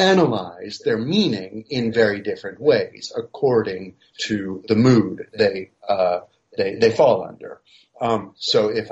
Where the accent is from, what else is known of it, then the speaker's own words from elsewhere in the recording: United States; now in Paris, France; I'm a professor of philosophy and history and philosophy of science at the University of Paris, though I'm originally American